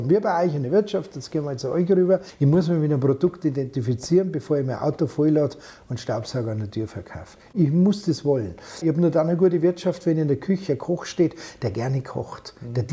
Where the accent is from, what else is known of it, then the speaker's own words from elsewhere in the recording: Bavaria, Germany; accent: Bavarian; da kann ich meinen Dialekt einbringen, weil ich es halt so normal auch rede.